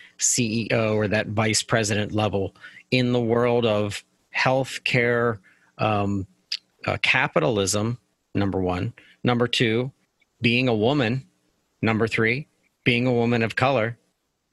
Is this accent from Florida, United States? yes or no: no; Pittsburgh, Pennsylvania, United States; I'm from Pittsburgh